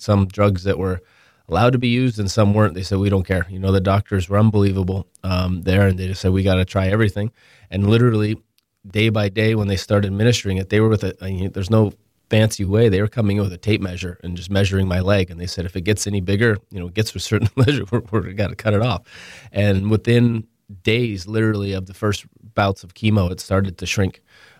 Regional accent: Ontario, Canada; luckily I grew up in Toronto, about 40 minutes north of Toronto.

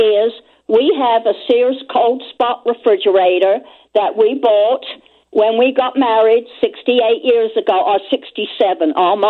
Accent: London, United Kingdom; moved away as an adult; now in Chicago area, United States; I grew up in London. I was on the east end of London and 4 blocks from the docks.

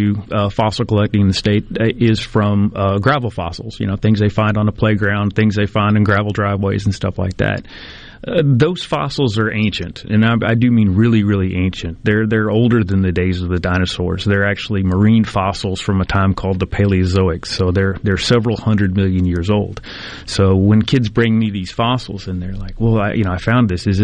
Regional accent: San Antonio, Texas, United States; now in Mississippi, United States; a very young child growing up in San Antonio, Texas

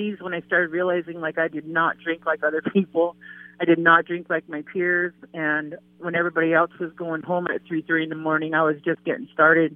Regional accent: Fort Yates, North Dakota, United States; moved away as an adult; also born or lived in Bismarck, North Dakota; now in Minot, United States; I was born in Fort Yates, North Dakota. I'm from the Standing Rock Reservation.

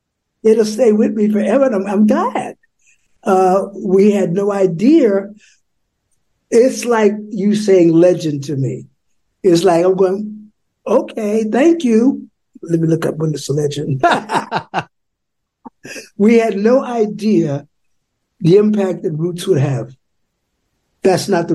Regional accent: New York, United States; when I was growing up on Channel 9

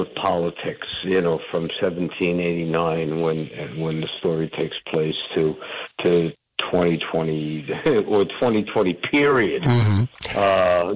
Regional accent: Union City, New Jersey, United States; moved away; where we grew up in Hudson County and Union City and Bergen County there

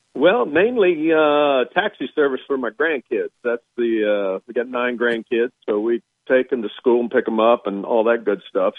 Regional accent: Georgia, United States; moved away; I grew up in in Georgia for a while

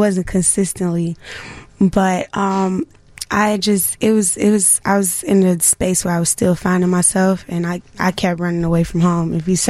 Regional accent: Chicago, Illinois, United States; I went to all-girls school, the Young Chicago Women. So I was moved around a lot, but Inglewood is my home.

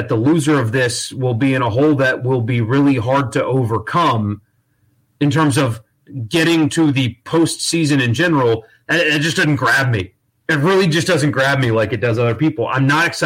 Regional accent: Greenville, United States; the club team in Greenville where I grew up

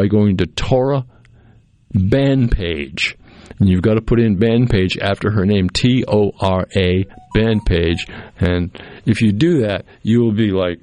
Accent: Cape Cod, Massachusetts, United States; now in Mississippi, United States; I grew up on Cape Cod

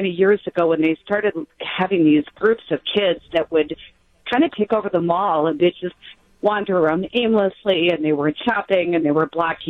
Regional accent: Wauwatosa, Wisconsin, United States; moved away as an adult; now in Slinger, United States; I grew up in Wauwatosa

